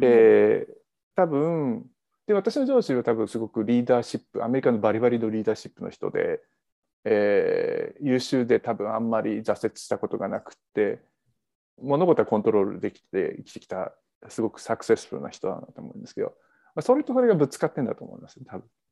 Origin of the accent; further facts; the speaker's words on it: Kanto, Japan; accent: Kanto dialect; also born or lived in Canada; now in United States; 関東生まれ関東育ちなんで関東弁の人